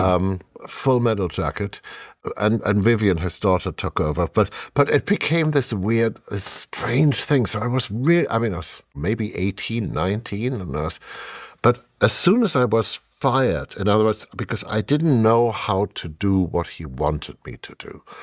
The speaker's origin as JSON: {"language": "English", "country": "Germany", "second_language": "English", "moved": "yes"}